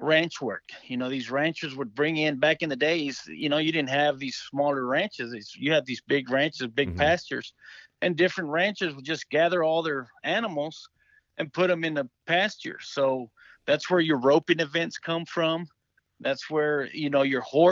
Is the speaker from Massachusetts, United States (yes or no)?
no; Del Rio, Texas, United States; moved away; also born or lived in Ozona, Texas / Ciudad Acuña, Mexico; growing up in Del Rio, man, I had the opportunity to grow up with the George Paul Memorial